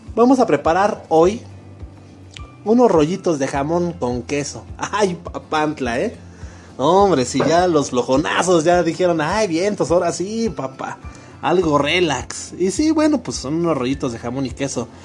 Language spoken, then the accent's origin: Spanish; Mexico; como mexicano que soy, con, con a mucho orgullo